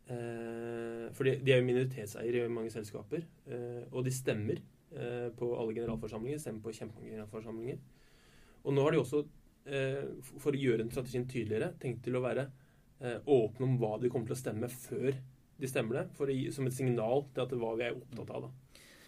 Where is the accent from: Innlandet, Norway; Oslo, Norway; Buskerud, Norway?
Oslo, Norway; moved away as an adult; now in Bergen, Norway; Jeg er ikke fra Bergen, eh, fra Oslo